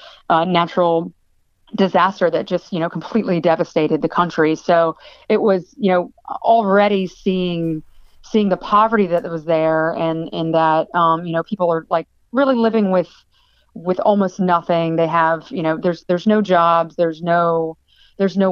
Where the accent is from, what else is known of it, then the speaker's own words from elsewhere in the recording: Virginia, United States; moved away as an adult; now in Los Angeles, United States; I was born and raised in Virginia. Spent my whole life there